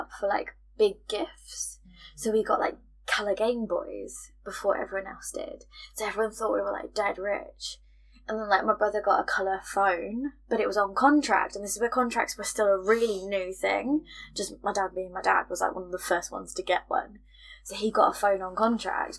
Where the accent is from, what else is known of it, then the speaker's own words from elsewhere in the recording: United Kingdom; we're British.